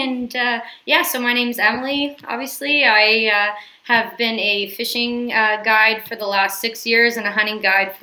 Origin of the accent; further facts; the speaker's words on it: Southern Ontario, Canada; moved away as an adult; now in Saskatchewan, Canada; I'm originally from Southern Ontario